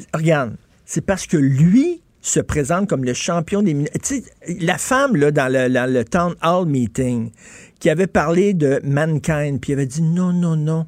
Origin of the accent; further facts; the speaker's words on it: Montreal, Quebec, Canada; je viens de Verdun